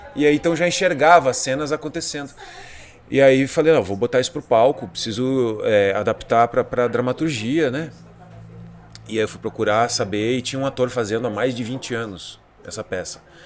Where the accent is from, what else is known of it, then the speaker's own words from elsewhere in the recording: Bagé, Rio Grande do Sul, Brazil; moved away; De Bagé, pô, lá, lá da minha terra